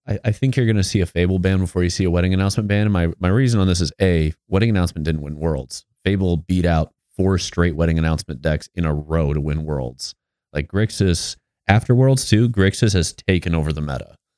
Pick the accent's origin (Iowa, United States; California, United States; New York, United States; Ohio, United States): Iowa, United States; I'm an Iowa boy